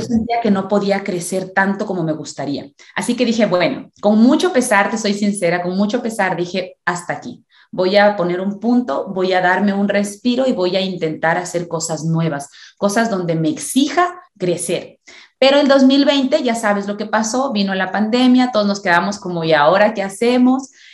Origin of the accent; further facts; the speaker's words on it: Ecuador; yo soy ecuatoriana, tengo 33 años